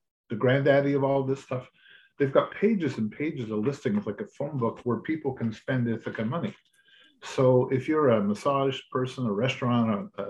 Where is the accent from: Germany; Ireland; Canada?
Canada; Quebec; moved away as an adult; now in Ontario, Canada; I was born and raised in Quebec, and I came to Ontario to get an education, met my wife-to-be, and never went back to Quebec